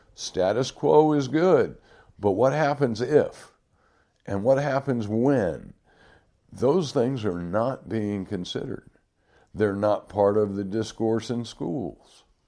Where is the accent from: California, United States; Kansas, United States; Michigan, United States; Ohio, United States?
Michigan, United States; Detroit; the detroit river um, when i was growing up